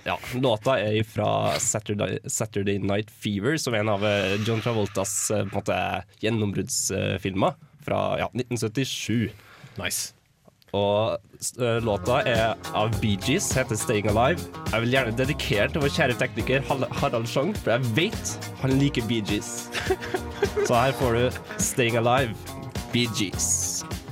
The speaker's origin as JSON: {"language": "Norwegian", "town": "Trondheim", "region": "Trøndelag", "country": "Norway", "said": "Jeg er jo fra Trondheim"}